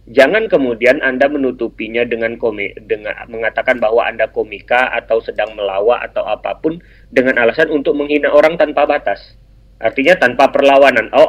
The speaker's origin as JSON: {"language": "Indonesian", "country": "Indonesia", "said": "Karena saya orang Melayu, saya merasa bahwa"}